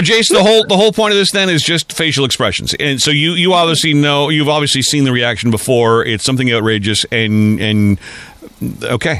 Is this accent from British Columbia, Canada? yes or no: no; Nepean, Ontario, Canada; now I'm a North American kid growing up in Nepean